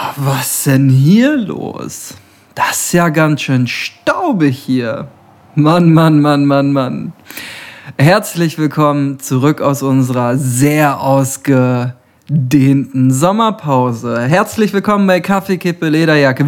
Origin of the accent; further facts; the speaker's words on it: Rheda-Wiedenbrück, North Rhine-Westphalia, Germany; Ich bin heute in meiner Heimatstadt